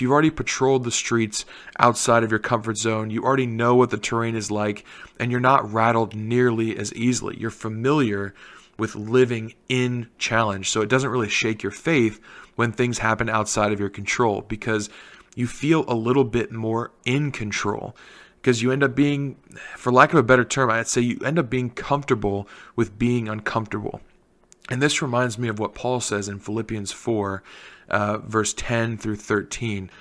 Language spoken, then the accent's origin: English; Canal Winchester, Ohio, United States; the mayor of Canal Winchester, which is my hometown